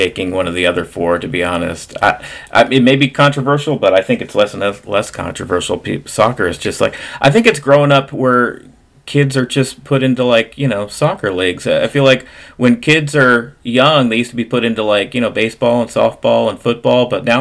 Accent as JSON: {"language": "English", "region": "New Jersey", "country": "United States", "moved": "yes", "said": "We're both from the South Jersey area initially"}